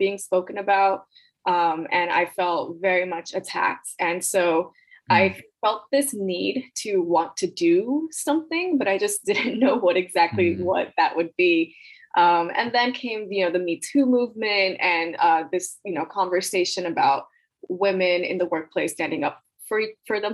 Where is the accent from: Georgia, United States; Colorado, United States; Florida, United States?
Florida, United States; Miami; I was born and raised in Miami, Florida to Nicaraguan immigrants